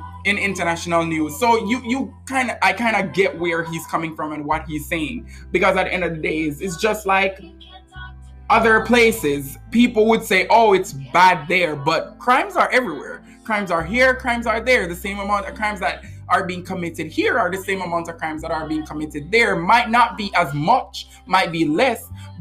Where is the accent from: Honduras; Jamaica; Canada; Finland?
Jamaica; now in United States; where I'm from, because I'm from Jamaica